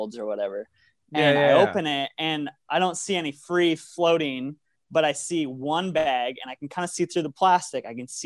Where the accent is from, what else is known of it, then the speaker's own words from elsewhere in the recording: South Dakota, United States; We're a band from South Dakota